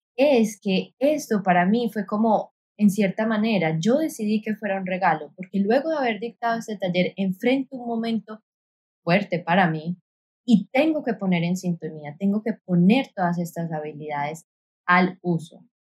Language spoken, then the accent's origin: Spanish; Colombia; now in San Juan; Yo crecí en una ciudad en Colombia